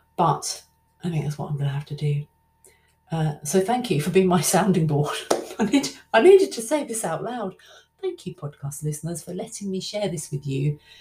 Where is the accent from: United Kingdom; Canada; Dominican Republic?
United Kingdom; London; I'll probably sound like Dick Van Dyke, like I'm not really from London at all. I am. I am.